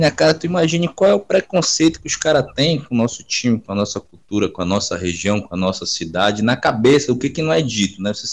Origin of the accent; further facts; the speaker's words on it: Belém, Pará, Brazil; Eu falei, ah, sou de Belém. Você conhece os, os, você conhece os times de Belém, Remy, Paysandu e tudo mais?